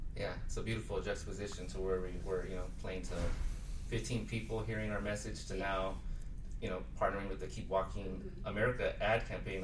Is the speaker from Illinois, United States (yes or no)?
no; Rialto, California, United States; I'm from the Inland Empire, which is the the the um, the county or it's uh, Riverside, San Bernardino County, uh, that Coachella's at. And so um, I grew up in Rialto